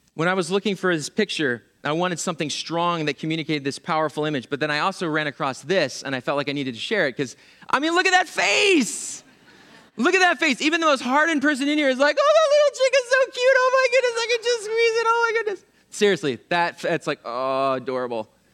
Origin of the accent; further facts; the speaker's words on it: Pennsylvania, United States; moved away; I'm from Pennsylvania